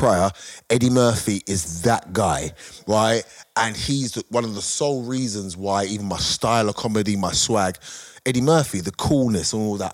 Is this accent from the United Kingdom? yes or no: yes; United Kingdom; we're British